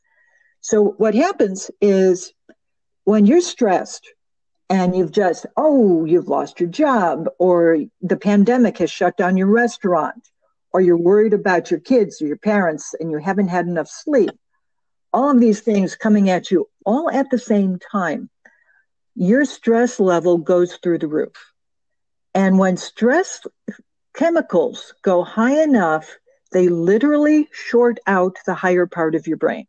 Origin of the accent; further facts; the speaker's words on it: Chicago, Illinois, United States; I'm a native Chicagoan. I'm from originally from Marquette Park and West Englewood. So I grew up in a very volatile world.